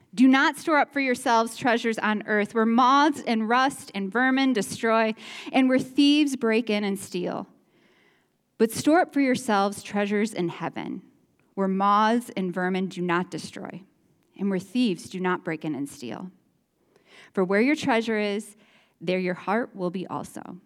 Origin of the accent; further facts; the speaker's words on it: Chicago, Illinois, United States; moved away as an adult; now in Iowa, United States; We're from the Chicagoland area. We moved to this area into Iowa about twelve years ago